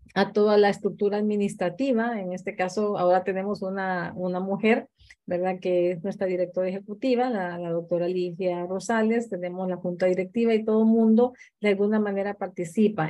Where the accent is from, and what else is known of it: Honduras; also born or lived in Guatemala